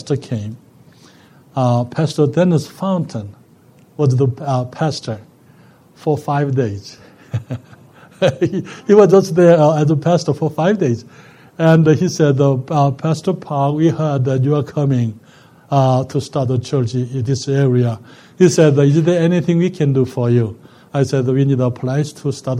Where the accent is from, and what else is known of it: South Korea; born or raised there; moved away